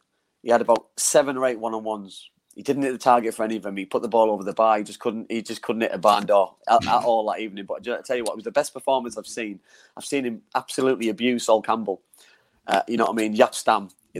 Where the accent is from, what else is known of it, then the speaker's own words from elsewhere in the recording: Middlesbrough, North East England, United Kingdom; my hometown club